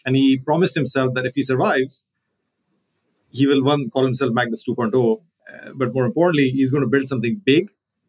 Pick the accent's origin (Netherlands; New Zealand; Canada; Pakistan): Pakistan; you know, I'm from Pakistan, so I consider myself to be from the region.